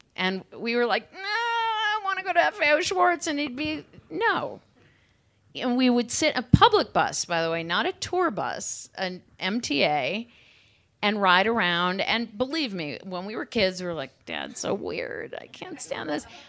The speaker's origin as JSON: {"language": "English", "town": "Cleveland", "region": "Ohio", "country": "United States", "tie": "born or raised there", "said": "I grew up in Cleveland in the suburbs"}